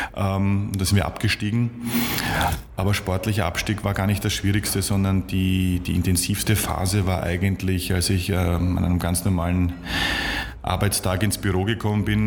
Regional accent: Vienna, Austria; als, als Wiener

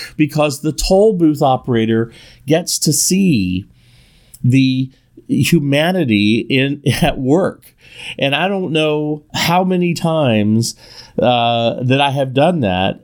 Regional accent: Northern California, United States; I'm from Northern California

